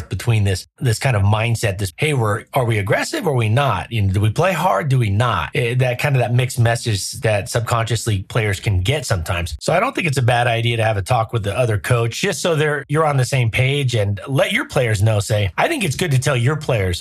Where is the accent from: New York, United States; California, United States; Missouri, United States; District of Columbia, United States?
California, United States; Southern; I grew up in Southern California.